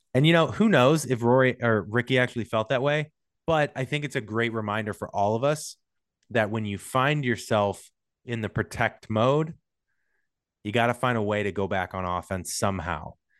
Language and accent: English; St. Louis, Missouri, United States; now in Los Angeles, United States; I'm from Saint Louis, big sports town